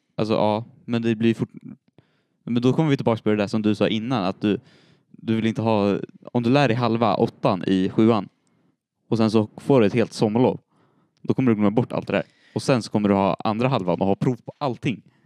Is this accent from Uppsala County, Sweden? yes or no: yes; Storvreta, Uppsala County, Sweden; Jag är född i Uppsala, uppvuxen i Storvreta.